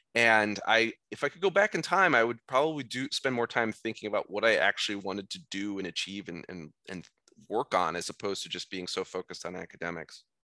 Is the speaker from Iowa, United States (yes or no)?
yes; Iowa, United States; moved away as an adult; also born or lived in Boston; I'm from Iowa, I was very much a homebody for the first eighteen years of my life